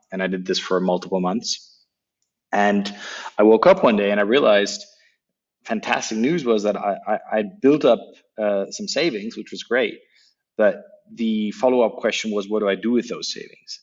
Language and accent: English; Berlin, Germany; English is a second language; I grew up in in what used to be the American sector um, in Berlin, and uh, that's where I learned English.